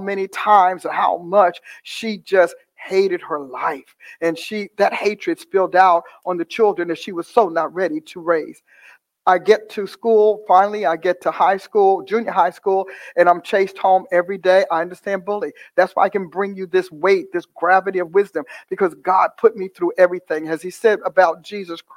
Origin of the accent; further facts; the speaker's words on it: Newark, New Jersey, United States; I was born in Newark, New Jersey, in a hospital that no longer exists, and a very turbulent upbringing